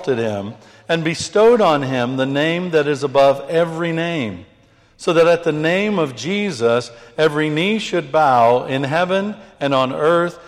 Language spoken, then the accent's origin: English; United Kingdom; I'm British. I'm a British man.